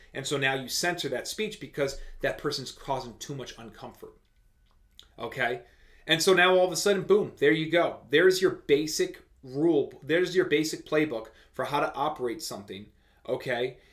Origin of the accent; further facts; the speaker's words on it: United States; as an American citizen